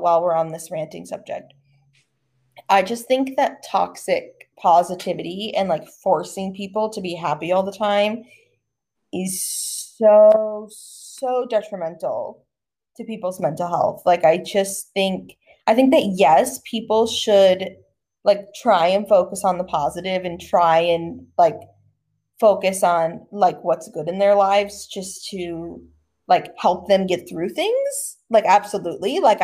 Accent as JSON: {"language": "English", "country": "United States", "moved": "as an adult", "lives_now": "Australia", "said": "as an American"}